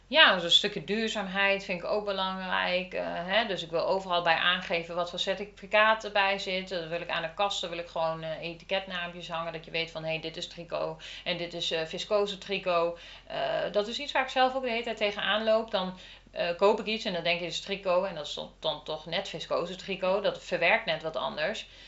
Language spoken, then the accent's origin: Dutch; Lochem, Gelderland, Netherlands; now in Ede, Netherlands; ik kom uit Lochem